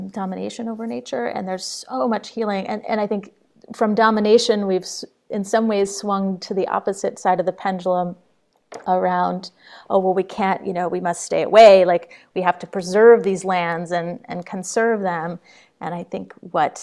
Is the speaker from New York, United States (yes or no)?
yes; Troy, New York, United States; now in Jericho, Vermont, United States; I grew up in Troy, New York, just across the Hudson River